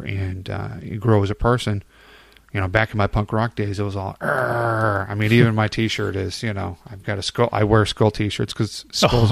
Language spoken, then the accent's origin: English; Chicago, Illinois, United States; moved away; I'm originally from Chicago